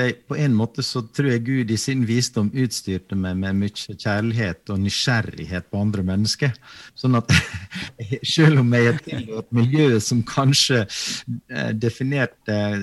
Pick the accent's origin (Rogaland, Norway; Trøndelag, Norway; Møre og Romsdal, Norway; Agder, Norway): Møre og Romsdal, Norway; Sykkylven; moved away; Hjemme i Sykkylven så hadde, hadde, vi en prest